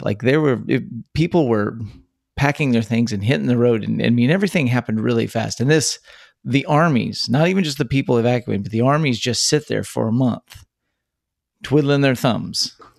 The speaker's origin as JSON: {"language": "English", "region": "Texas", "country": "United States", "tie": "born or raised there"}